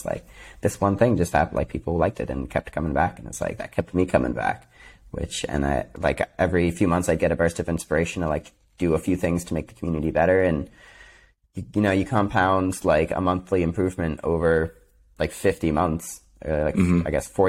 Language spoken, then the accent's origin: English; New York, United States; I'm from upstate New York.